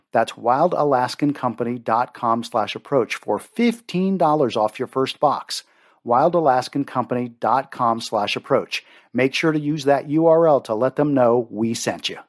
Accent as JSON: {"language": "English", "region": "Maryland", "country": "United States", "tie": "born or raised there", "said": "I grew up in Maryland"}